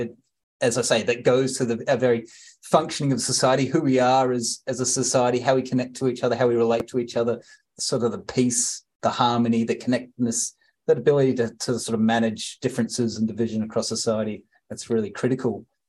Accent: Sydney, New South Wales, Australia; also born or lived in New Zealand; now in Canberra, Australia; I was born in Australia, but then we moved back to New Zealand and lived in New Zealand for 10 years and then came back to Australia.

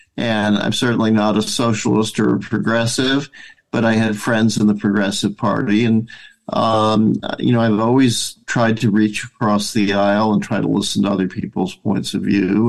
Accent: Madison, Wisconsin, United States; I was born in Madison, Wisconsin

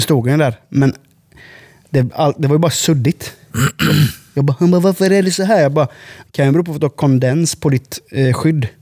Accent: Sweden; also born or lived in Huskvarna; now in Habo, Sweden; som svenskar

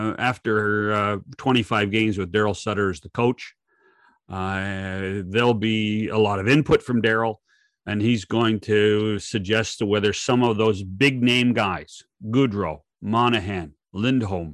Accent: Okanagan Valley, British Columbia, Canada; I come from the Okanagan Valley as well.

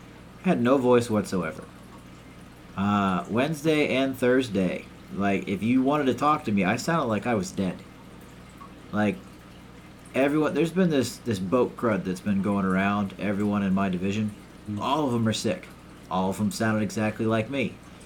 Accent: South Carolina, United States; I came from South Carolina.

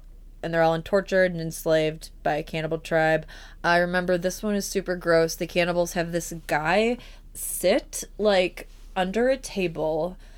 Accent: Chicago, Illinois, United States; I'm from Chicago.

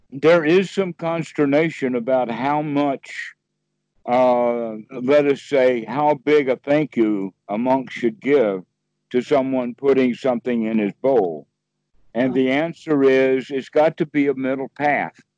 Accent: Sweden; English is a second language; I'm from Sweden, you know.

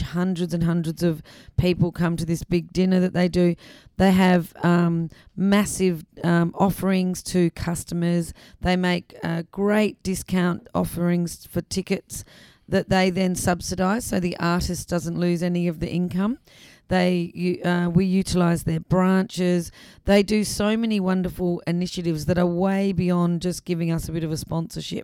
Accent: Adelaide, South Australia, Australia; also born or lived in England; I was born in England, but um, I I grew up in South Australia, and I did go to school in Adelaide

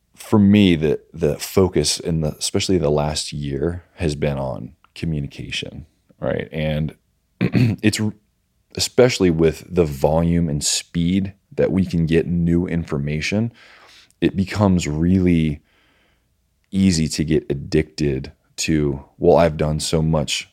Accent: Virginia Beach, Virginia, United States; I'm from, uh, Virginia Beach, Virginia

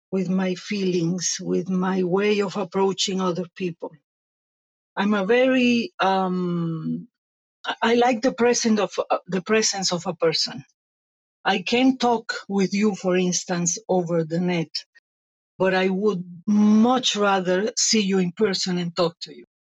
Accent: Venezuela; moved away as an adult; also born or lived in Italy; now in Spain; I was born in Italy, raised in Venezuela, and a year ago I migrated to Spain

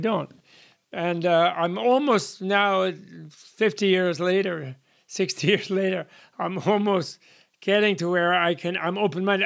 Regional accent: United States; I'm an American by birth.

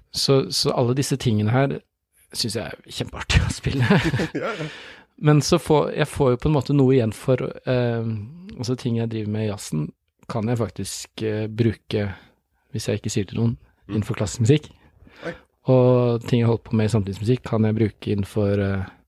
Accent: Oslo, Norway; moved away as an adult; now in Tromsø, Norway; Jeg er født i Oslo, men nå har jeg bodd mer enn halve livet i Tromsø.

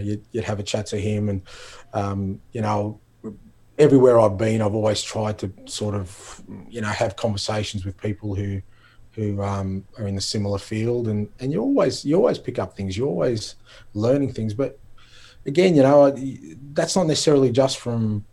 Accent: Melbourne, Victoria, Australia; growing up in Australia, particularly growing up in Melbourne

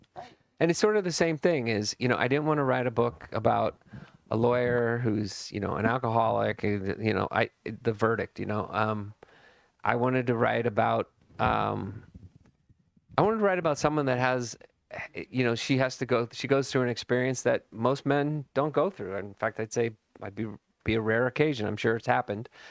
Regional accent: Burlingame, California, United States; I grew up in Burlingame, California, and it was a total bubble

